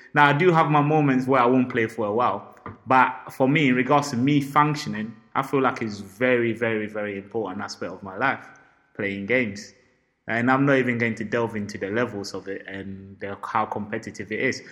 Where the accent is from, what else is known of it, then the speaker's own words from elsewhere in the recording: Ghana; I'm Ghanaian